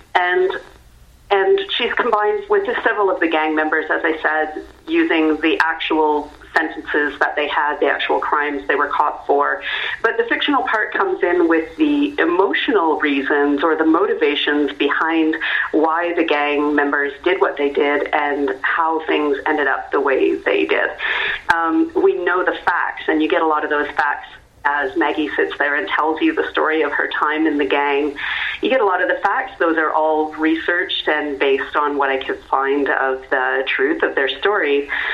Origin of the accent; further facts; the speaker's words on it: Canada; I'm Canadian